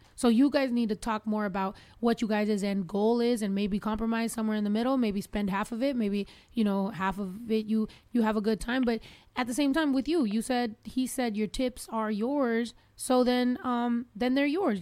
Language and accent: English; Mexico; moved away; us growing up in Mexico because so in the small, very small town where we're from